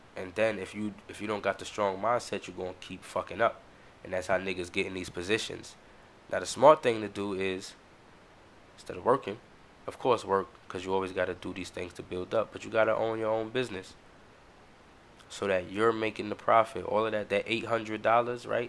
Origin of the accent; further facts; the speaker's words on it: United States; we, as the American people